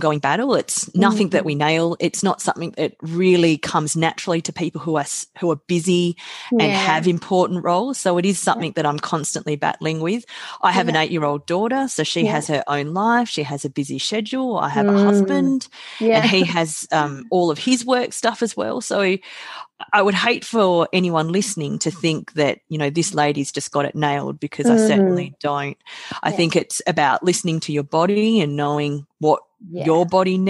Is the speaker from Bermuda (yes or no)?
no; Australia; also born or lived in South Korea; I was adopted from South Korea when I was 8 months of age. So I came to Australia. I have two beautiful parents and a sister who's 10 months younger than myself. She's my parents' natural biological daughter, and we grew up